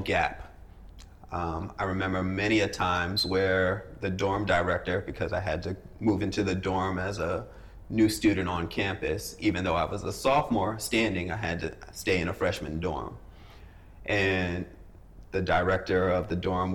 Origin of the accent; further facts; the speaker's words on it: New York, United States; moved away as an adult; also born or lived in Fairfax, Virginia; living in New York